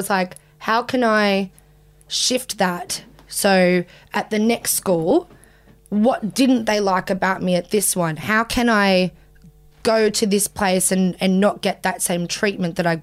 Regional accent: Southern Highlands, New South Wales, Australia; born or raised there; also born or lived in Sydney

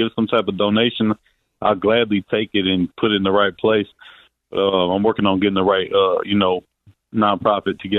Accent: Toledo, Ohio, United States; moved away; also born or lived in Florida; I'm from Toledo, Ohio

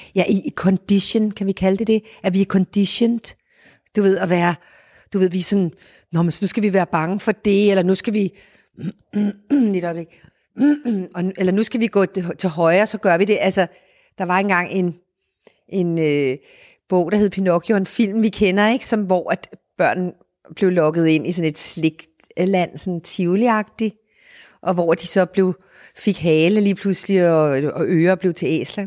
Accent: Denmark; vi danskere

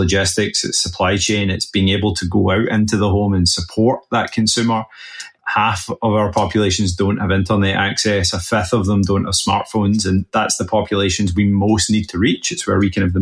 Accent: west coast of Scotland, United Kingdom; now in Boston, United States; I live in Boston now, but originally from the west coast of Scotland

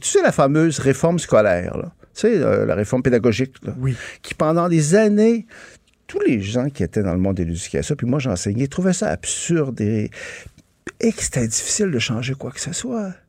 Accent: Quebec, Canada; les Québécois peuvent être mollassons parfois, tu sais, on est un peu doux

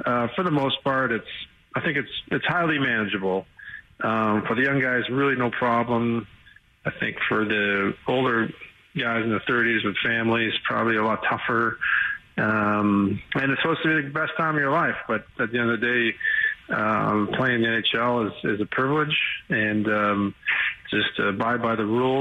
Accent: Sault Ste. Marie, Ontario, Canada; I watched a lot of junior hockey in my hometown. And it was the Sault Ste. Marie Greyhounds.

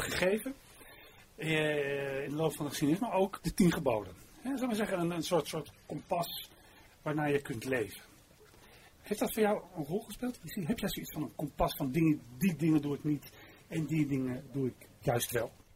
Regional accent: Zandvoort, North Holland, Netherlands; ik kom uit Zandvoort

